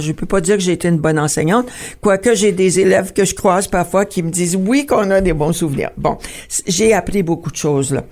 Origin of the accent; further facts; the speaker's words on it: Ontario, Canada; notre existence en tant que franco-ontarien